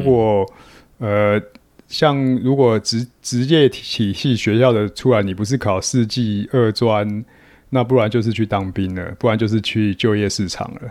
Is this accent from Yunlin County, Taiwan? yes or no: no; New Taipei, Taiwan; 其实我是台北县出生长大的啦，然后嗯。就是高中念的是三重高工，那现， 三重商工啦，现在叫商工